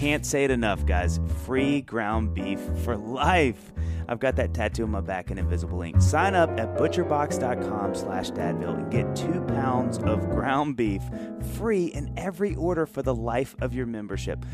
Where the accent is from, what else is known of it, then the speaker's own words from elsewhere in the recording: the South, United States; growing up in the South and sort of the Bible Belt where Christianity is kind of a native tongue to everybody